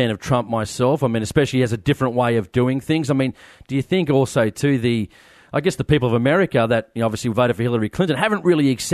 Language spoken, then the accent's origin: English; Sydney, New South Wales, Australia; I grew up in Blacktown or Maryong, right next to Blacktown in Western Sydney.